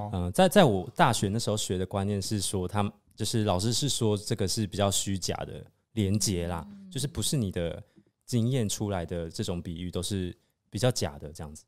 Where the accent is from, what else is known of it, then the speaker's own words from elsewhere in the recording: Taiwan; 如果像我们台湾人这样平常在聊天